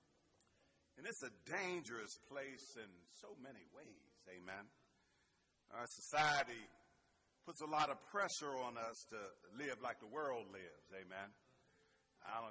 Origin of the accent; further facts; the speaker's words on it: Pittsburgh, Pennsylvania, United States; I'm from Pittsburgh. Some of that Berg might come out in me.